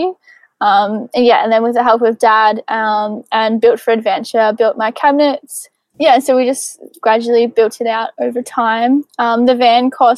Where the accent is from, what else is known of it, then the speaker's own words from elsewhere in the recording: Rochester, Victoria, Australia; also born or lived in Geelong; I grew up in a small country town called Rochester, but I've spent the last 5 years or so in Geelong.